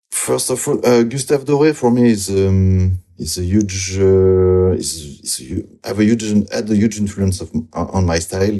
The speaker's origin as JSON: {"language": "English", "area": "near Bordeaux", "region": "Nouvelle-Aquitaine", "country": "France", "also_born_or_lived": "Toulouse, France / Angoulême, France", "second_language": "English", "moved": "as an adult", "lives_now": "Brussels, Belgium", "said": "I'm from France, from some, southwest France, uh, near Bordeaux."}